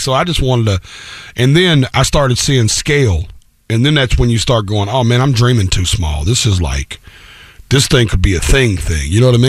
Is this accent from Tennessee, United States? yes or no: yes; Antioch, Tennessee, United States; I was born in Antioch, which is a little town right outside of Nashville, you know, 20, 30 minutes on the outskirts of town.